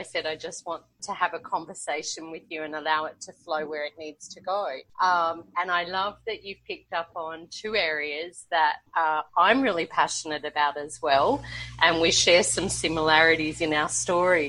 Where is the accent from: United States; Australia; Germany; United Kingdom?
Australia; Brisbane, Queensland; moved away as an adult; now in Colombia; I'm originally from Brisbane, Australia, and now living in Colombia, South America